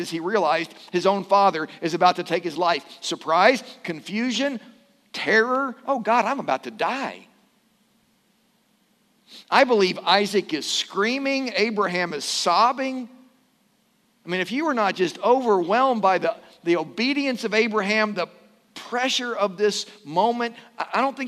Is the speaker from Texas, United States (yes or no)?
no; Louisville, Kentucky, United States; when I was growing up in Louisville, I had a friend at Okolona Christian Church